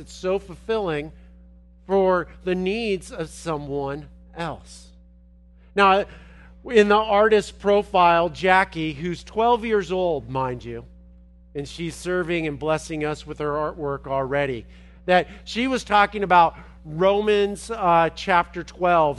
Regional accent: Los Angeles, California, United States; moved away; I'm from Los Angeles

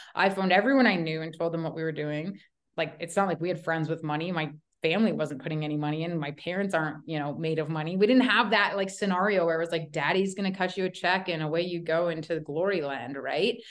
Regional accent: Toronto, Ontario, Canada; moved away; also born or lived in Calgary, Alberta / Canmore, Alberta; I'm from Toronto originally

